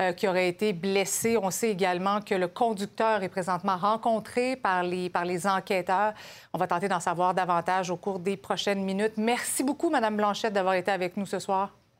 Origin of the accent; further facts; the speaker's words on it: Quebec, Canada; chez nous, au Québec, au Canada